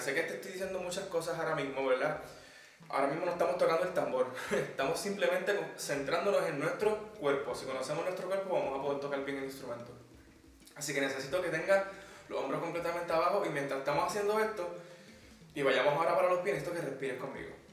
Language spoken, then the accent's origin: Spanish; Puerto Rico; moved away as an adult; now in Madrid, Spain; vengo desde Puerto Rico. Actualmente estoy haciendo mi maestría en producción musical y ando por Madrid